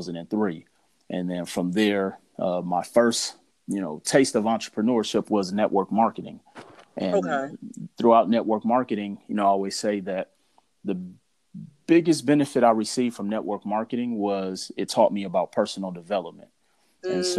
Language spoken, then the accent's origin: English; Milwaukee, Wisconsin, United States; moved away as an adult; also born or lived in Mississippi; now in Las Vegas, United States; I'm originally from Milwaukee, Wisconsin. Moved to Las Vegas, Nevada in 2005